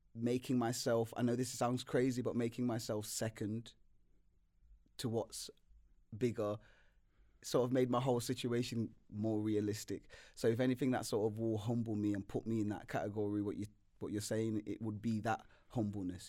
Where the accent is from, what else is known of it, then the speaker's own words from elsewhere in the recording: Nottingham, East Midlands, United Kingdom; moved away; also born or lived in London; I've, grew up in London for a long time, but I'm from Nottingham. and I grew in Nottingham for a long time